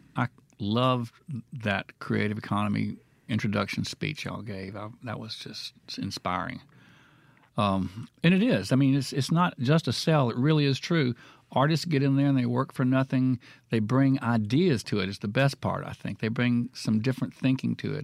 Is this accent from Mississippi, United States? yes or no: yes; Florence, Mississippi, United States; also born or lived in Brookhaven, Mississippi / Amory, Mississippi; I grew up in Florence and my father was a coach